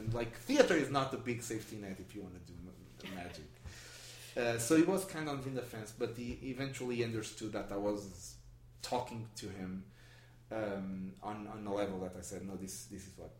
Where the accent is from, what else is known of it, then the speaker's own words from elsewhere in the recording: Portugal; English is a second language; no, I'm from Portugal. What? It was amazing.